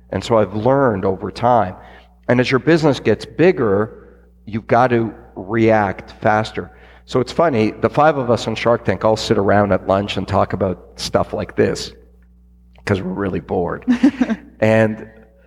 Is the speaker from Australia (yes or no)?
no; Canada; I'm Canadian